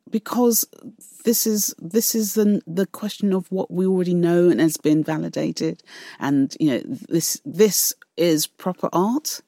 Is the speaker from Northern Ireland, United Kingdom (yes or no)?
no; London, United Kingdom; growing up, and growing up in East London